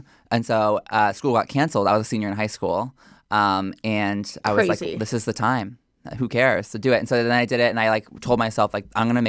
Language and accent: English; Houston, Texas, United States; now in New York, United States; I am from Houston, Texas, mm-hmm. born and raised, and I moved to New York in August of 2020 mm-hmm. To go to Parsons School of Design.